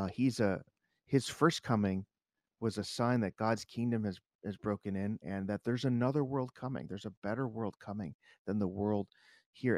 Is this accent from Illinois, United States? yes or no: yes; Chicago, Illinois, United States; growing up in Chicago